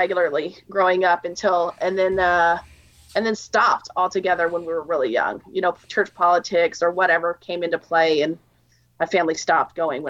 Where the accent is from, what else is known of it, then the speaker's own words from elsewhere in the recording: Texas, United States; also born or lived in New York / Louisiana / Arizona; So, yeah, I grew up, I was born in New York and was raised in Texas and Louisiana and a little bit in Arizona. My parents moved around a lot.